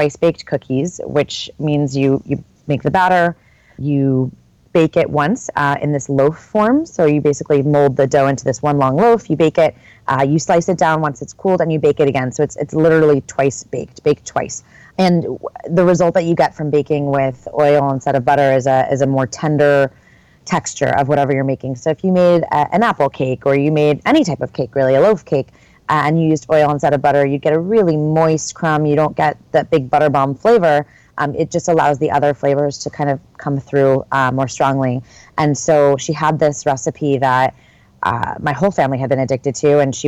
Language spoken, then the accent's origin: English; northern New Jersey, United States; moved away as an adult; also born or lived in New York City / Tours, France; now in San Francisco, United States; I grew up in northern New Jersey. I was born here in San Francisco, but my family moved shortly thereafter